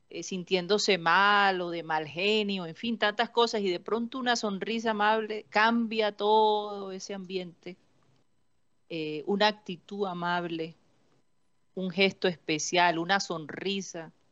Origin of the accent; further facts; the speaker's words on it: Tolima, Colombia; yo ah, soy de Tolima.